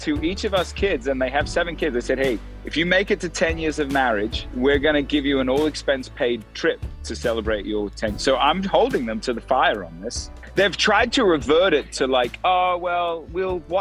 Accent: Australia; now in Nashville, United States; I haven't even been back to Australia since 2019. So I'm much more American at this point than I am Australian, other than my birth

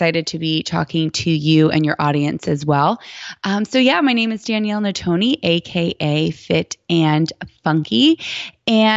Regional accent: Titusville, Florida, United States; moved away as an adult; also born or lived in New York; now in Dallas, United States; I was born in New York and raised in Titusville, Florida

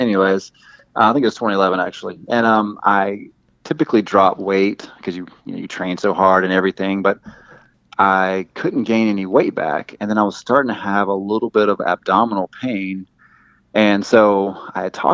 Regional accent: the Deep South, United States; accent: southern; I hope my accent doesn't come across too. It's just certain words with me. It's not like every single word that sounds super deep south

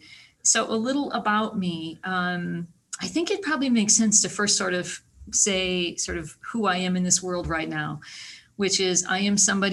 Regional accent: small town Iowa, United States; I am from small town Iowa. Born in small town Iowa, you know, went through school

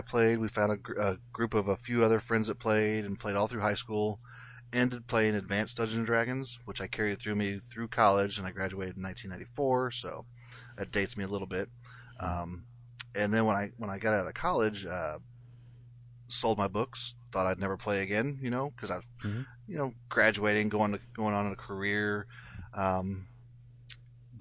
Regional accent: Jefferson City, Missouri, United States; I'm from Jefferson City, Missouri, so it's about 2.5 hours away.

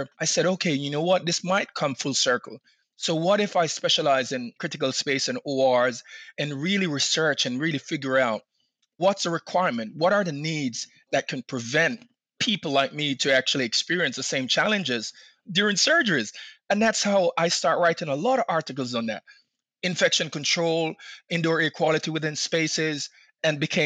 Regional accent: Jamaica; now in Maryland, United States; I'm from Jamaica originally.

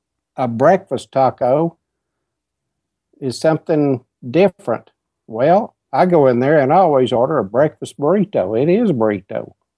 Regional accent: West Texas, United States; accent: West Texas; moved away as an adult; also born or lived in Reagan County, Texas; now in Helotes, United States; But I grew up out in West Texas and spent most of my time there. We've only lived here a couple of years.

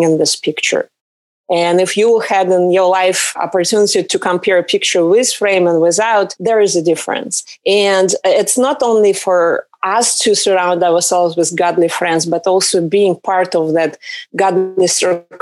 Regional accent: Russia; English is a second language; now in Southern California, United States; originally I came from Russia. I live in Southern California right now.

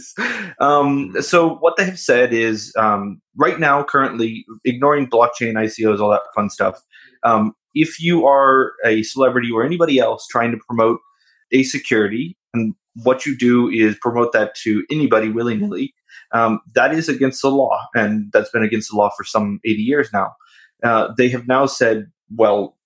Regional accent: Washington, United States; moved away; my home state of Washington State

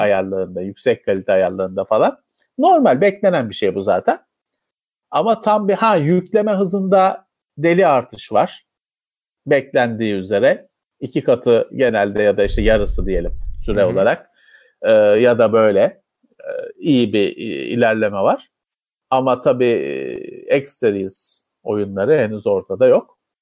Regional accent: Istanbul, Turkey; benim memleketim Bakırköy'de çok yaygındır

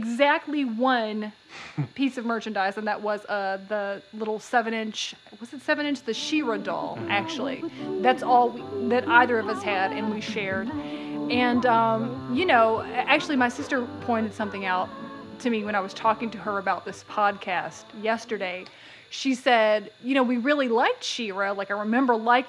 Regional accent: East Tennessee, United States; we grew up in East Tennessee

